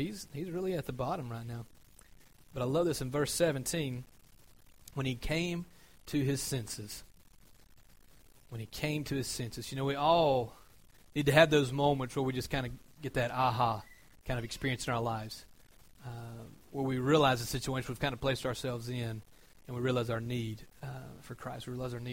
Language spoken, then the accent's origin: English; Georgia, United States; I'm from Georgia